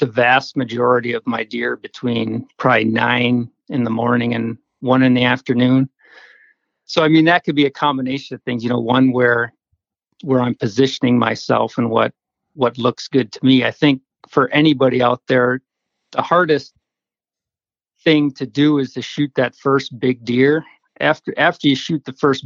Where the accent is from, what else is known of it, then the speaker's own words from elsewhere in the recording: Madison, Wisconsin, United States; now in Upper Peninsula, Michigan, United States; I grew up in Madison, Wisconsin